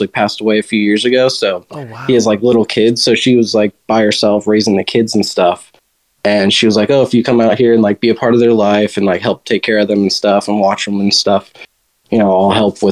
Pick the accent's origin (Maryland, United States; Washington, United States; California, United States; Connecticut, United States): California, United States; Huntington Beach; moved away as an adult; also born or lived in Whittier, California; I grew up in California my whole life. I grew up in like Whittier and then Huntington Beach